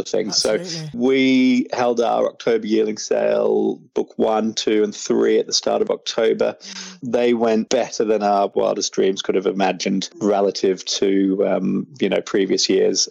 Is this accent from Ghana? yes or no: no; Australia; moved away as an adult; now in England, United Kingdom; growing up in Australia